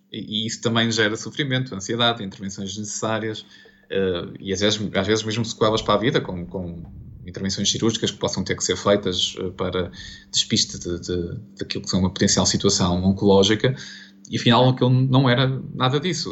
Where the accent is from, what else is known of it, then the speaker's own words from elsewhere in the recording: Portugal; como português e profissional de saúde